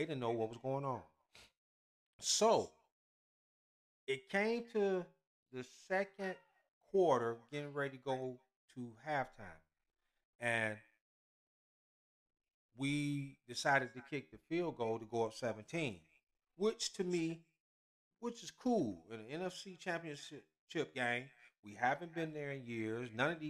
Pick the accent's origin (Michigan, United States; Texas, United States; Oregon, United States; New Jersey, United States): Michigan, United States; Detroit; I am a Lions fan, born and raised in Detroit.